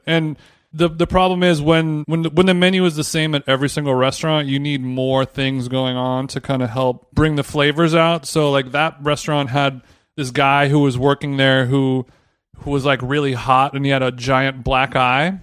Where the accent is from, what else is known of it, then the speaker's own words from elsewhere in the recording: United States; we're American